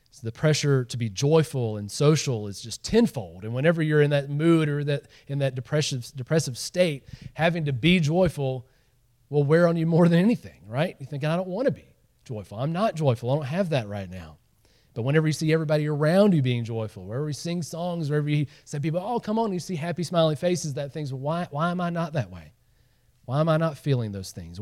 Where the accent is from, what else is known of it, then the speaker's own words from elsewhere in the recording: Georgia, United States; moved away; I grew up in Georgia